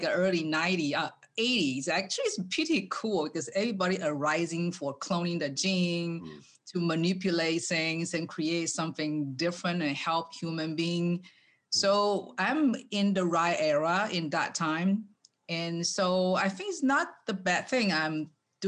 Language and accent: English; Taiwan; English is a second language; moved away as an adult; now in United States; when I growing up in Taiwan